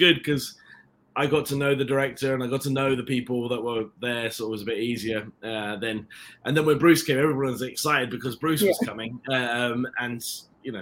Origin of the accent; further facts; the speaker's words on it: London, United Kingdom; accent: British; also born or lived in Ireland; I was raised in London